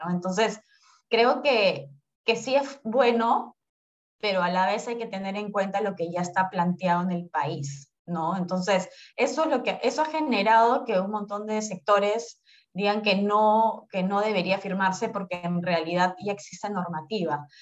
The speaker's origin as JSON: {"language": "Spanish", "country": "Peru"}